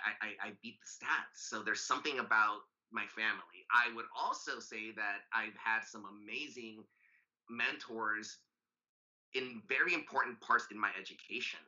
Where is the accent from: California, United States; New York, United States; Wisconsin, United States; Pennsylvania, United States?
California, United States; Los Angeles; also born or lived in Santa Monica, California / Reno, Nevada; I grew up in Southern California. Most of my life, I only moved out of the Valley, San Fernando Valley specifically, to do my PhD